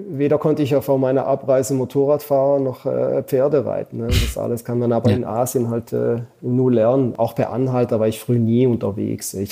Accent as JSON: {"language": "German", "country": "Switzerland", "said": "als Schweizer äh, und auch Deutsch, man motzt ja dann immer gerne, wenn Sachen nicht so funktionieren"}